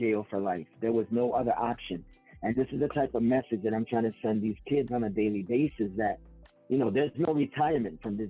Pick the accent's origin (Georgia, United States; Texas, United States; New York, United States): New York, United States; New York City; I grew up in the Mott Haven section of the South Bronx